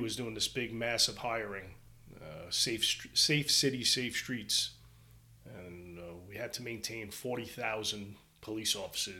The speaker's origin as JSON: {"language": "English", "town": "Brooklyn", "region": "New York", "country": "United States", "tie": "born or raised there", "said": "You know, street fights growing up in Brooklyn were normal."}